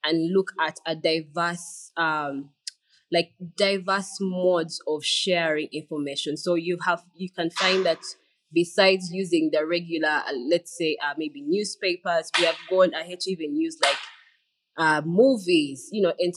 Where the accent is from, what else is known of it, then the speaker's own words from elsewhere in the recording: Uganda; I am a Ugandan communications expert